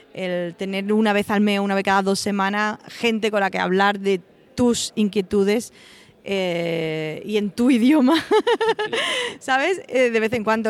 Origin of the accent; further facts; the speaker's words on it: Osuna, Andalusia, Spain; also born or lived in Seville; soy de Osuna, un pueblecito de Sevilla, pero he vivido muchísimos años en Sevilla